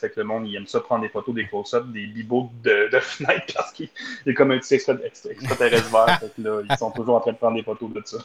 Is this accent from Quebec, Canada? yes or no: no; Hearst, Ontario, Canada; je suis né direct dans Hearst